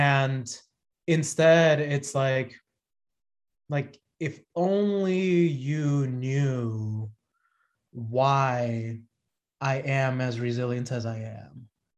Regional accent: Dominican Republic; born there; even though I was born in the Dominican Republic.

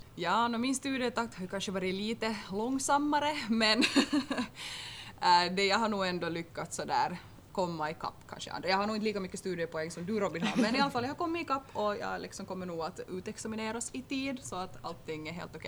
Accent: Turku, Southwest Finland, Finland; moved away as an adult; now in Vaasa, Finland; hem, hem för mig är ju egentligen Åbo

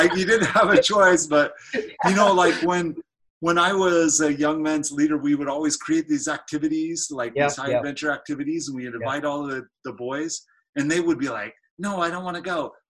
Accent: Utah, United States; Back in the '80s, right. I grew up in Utah

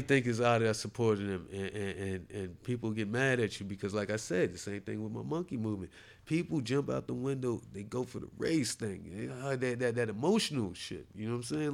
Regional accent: New Jersey, United States; I'm from Jersey.

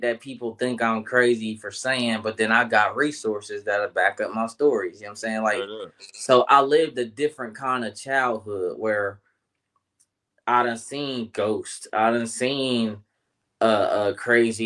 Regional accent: Columbus, Ohio, United States; born or raised there

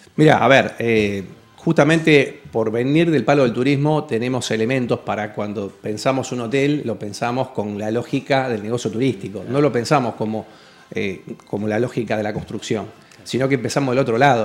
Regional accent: Rosario, Santa Fe, Argentina; en Rosario otra vez

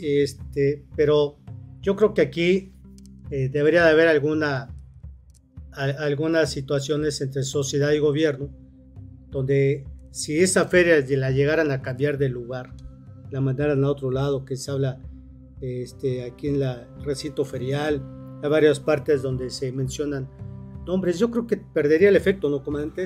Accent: Cuernavaca, Morelos, Mexico; Los que somos de Cuernavaca

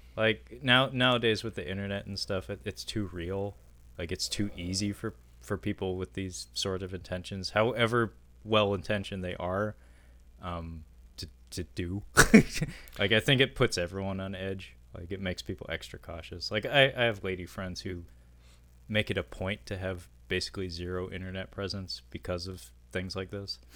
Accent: Seattle, Washington, United States; that sounds like my hometown

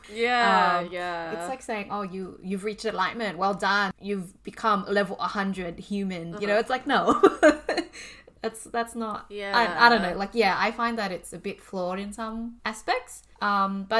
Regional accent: Australia; being Asian Australian

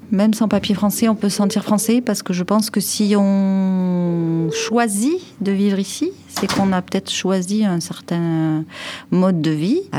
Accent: France; ce moment-là que je revendique le plus que je suis française.

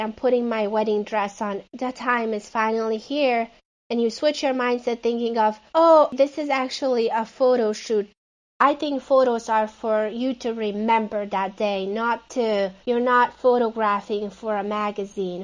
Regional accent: Hungary; now in Phoenix, United States; I live in Phoenix, Arizona, uh, but I'm originally from Hungary

